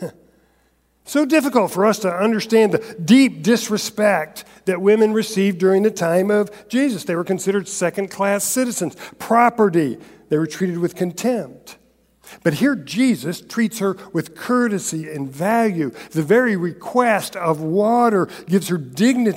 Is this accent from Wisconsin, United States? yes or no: no; Central Florida, United States; I grew up in Central Florida